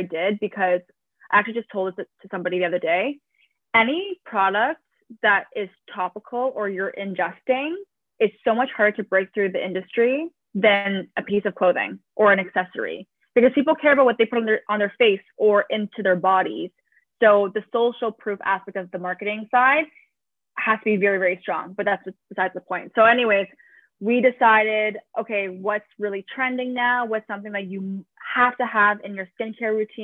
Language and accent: English; Toronto, Ontario, Canada; I am from Toronto.